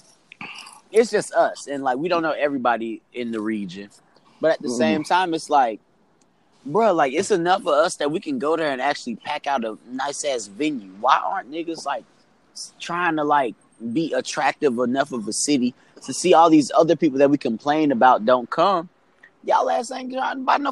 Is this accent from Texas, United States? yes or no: no; St. Louis, Missouri, United States; moved away as an adult; nothing compares to my hometown, bro. Like, we are a beautiful fucking place and a worthy destination for so many people. And we have so many creative folks that literally leave St. Louis